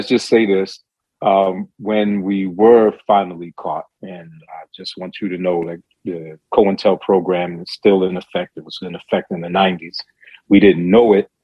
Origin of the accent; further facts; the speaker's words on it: Baltimore, Maryland, United States; I ended up having to return to my hometown of Baltimore City.